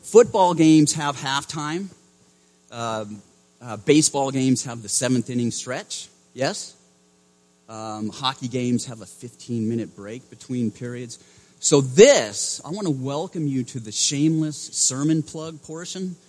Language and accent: English; Maine, United States; moved away; I grew up in Maine